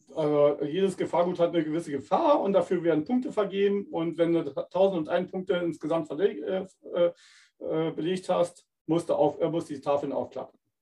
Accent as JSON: {"language": "German", "region": "Berlin", "country": "Germany", "moved": "yes", "lives_now": "Winterburg, Germany", "said": "ich komme ja ursprünglich aus Berlin"}